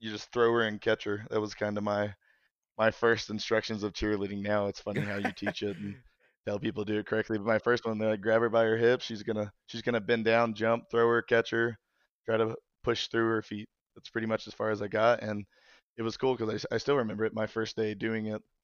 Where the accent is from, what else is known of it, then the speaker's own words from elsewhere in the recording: Kentucky, United States; moved away; I'm from Kentucky originally